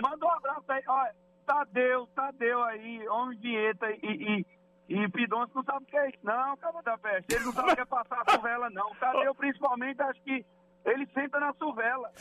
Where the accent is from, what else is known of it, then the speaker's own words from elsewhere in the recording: Tuparetama, Pernambuco, Brazil; now in Presidente Prudente, Brazil; eu era, eu sou de Tuparetama, conhece ali perto de Floresta, Carnaíba, Tabira